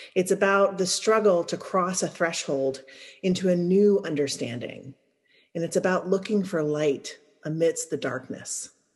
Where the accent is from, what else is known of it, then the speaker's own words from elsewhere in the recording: Louisiana, United States; moved away as an adult; I'm from Louisiana